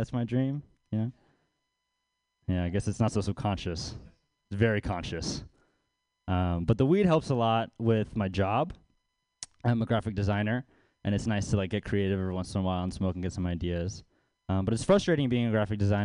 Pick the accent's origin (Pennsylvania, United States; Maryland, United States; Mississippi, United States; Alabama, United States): Maryland, United States; Baltimore; now in San Francisco Bay Area, United States; I'm from Baltimore. I grew up poor over there.